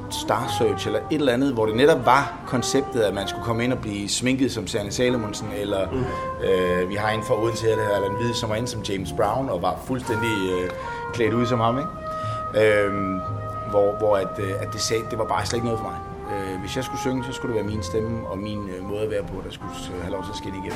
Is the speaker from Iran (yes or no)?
no; Finland; Jeg er fra Finland.